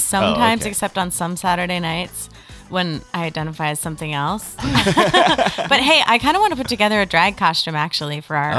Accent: Connecticut, United States; now in Los Angeles, United States; I'm from Connecticut

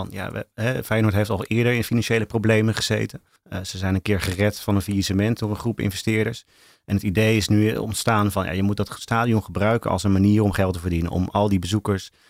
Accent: Rotterdam, South Holland, Netherlands; born there; Ik ben notabene geboren in Rotterdam. Maar dat was oh. omdat het ziekenhuis uh, dichtbij was vanuit Hellevoetsluis, waar mijn ouders toen woonden.

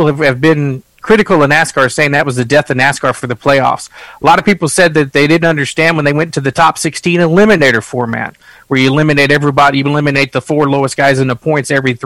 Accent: South Texas, United States; I'm from South Texas

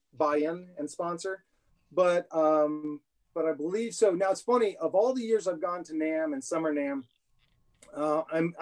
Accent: Chico, California, United States; moved away as an adult; I was born up in Chico, California.

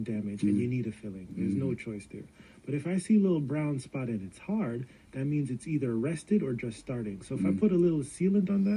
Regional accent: Jamaica; as a Jamaican

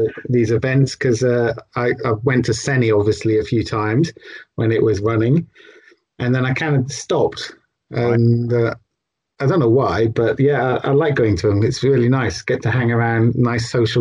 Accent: United Kingdom; we're British.

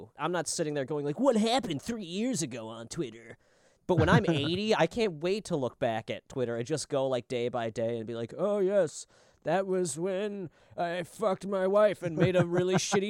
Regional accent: Minnesota, United States; I'm from way down south in Minnesota.

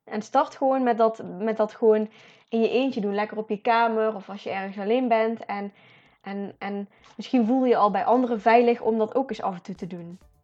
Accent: Netherlands

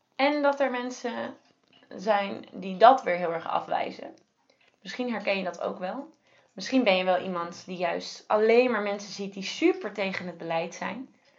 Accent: Netherlands; we juist als Nederlanders

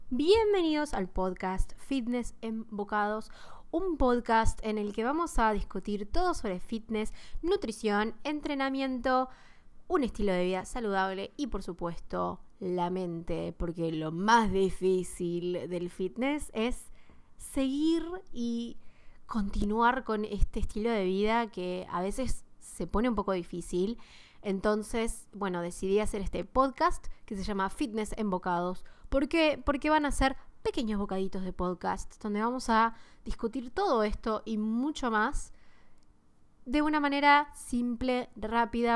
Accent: Buenos Aires, Argentina; first language Spanish; Soy de Argentina, de Buenos Aires.

